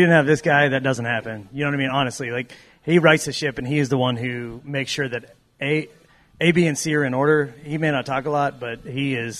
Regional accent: Southeast Kansas, United States; now in Kansas City, United States; we're from Southeast Kansas

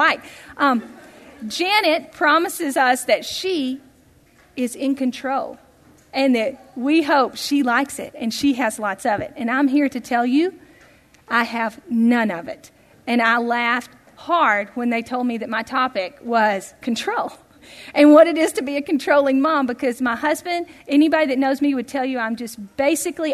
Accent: Tennessee, United States; growing up in Tennessee

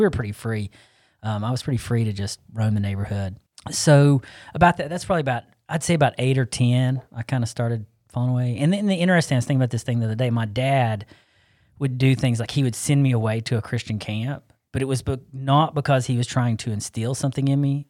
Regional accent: Arden, North Carolina, United States; I grew up here in Asheville, actually South Asheville. I don't claim Asheville, I cla-, I claim Arden

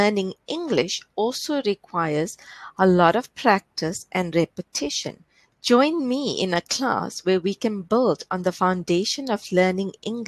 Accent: South Africa; I am from South Africa.

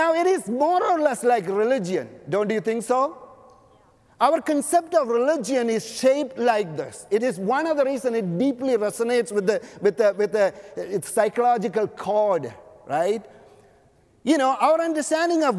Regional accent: Canada; now in Los Angeles, United States; I am a Canadian

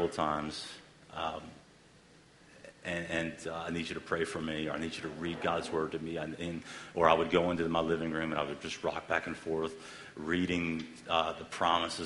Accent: the South, United States; We're all from the South, so we all eat fried foods

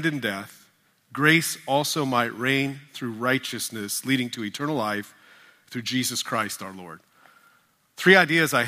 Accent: New Mexico, United States; I was born and raised in New Mexico

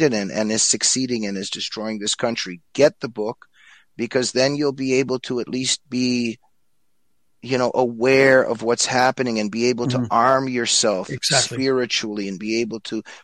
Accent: United States; I was growing up in the United States

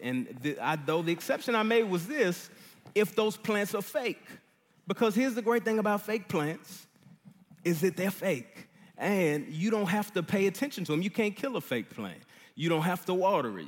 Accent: Dallas, Texas, United States; moved away; I'm from Dallas, uh, grew up here

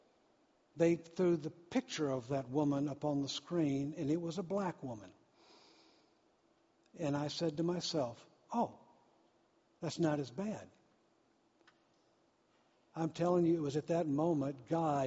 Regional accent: Deep South, United States; I grew up in the South, the deep South

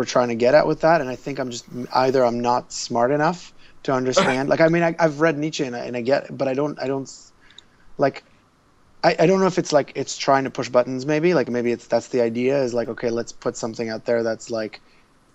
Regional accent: Israel; now in Toronto, Canada; I grew up in Israel, so all the pop culture we got was always like 3 years behind

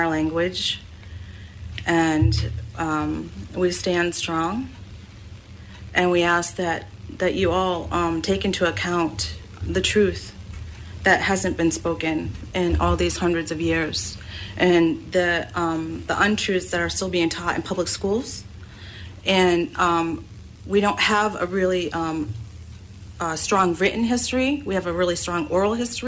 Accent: Penobscot Nation, Maine, United States; I'm from the Penobscot Nation.

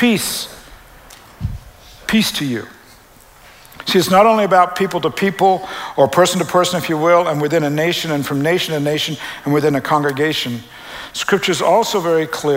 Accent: Canada; now in United States; I'm a Canadian

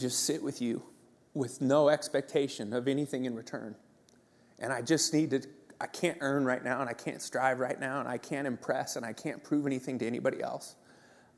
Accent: Santa Cruz, California, United States; moved away; I grew up in Santa Cruz, California, and that's a sweet childhood

